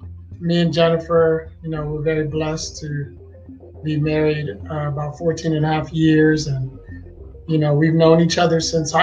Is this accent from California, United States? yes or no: no; Maryland, United States; So we're from Maryland.